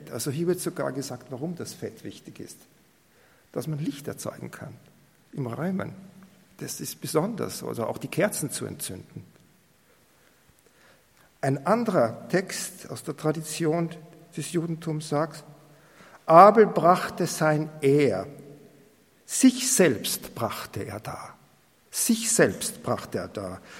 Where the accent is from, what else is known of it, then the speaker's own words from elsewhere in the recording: Austria; wenn ich da zum Beispiel über die Felder gehe und bei uns in Österreich noch die Martaln sehe